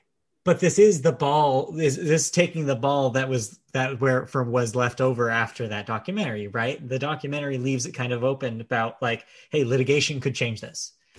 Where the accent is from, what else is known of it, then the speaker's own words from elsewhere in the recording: United Kingdom; And so it seems silly to still be here in 2021, especially as a British person